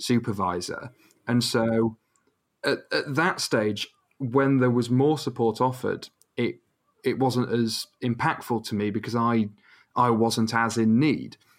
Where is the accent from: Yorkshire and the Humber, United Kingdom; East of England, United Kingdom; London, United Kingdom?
Yorkshire and the Humber, United Kingdom; Rotherham; now in York, United Kingdom; I'm from Rotherham, but I study in York